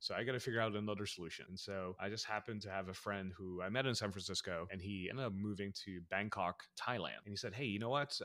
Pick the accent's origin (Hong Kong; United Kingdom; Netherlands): Netherlands; moved away as an adult; also born or lived in Philippines / United States; we immigrated from the Philippines to the Netherlands, where I grew up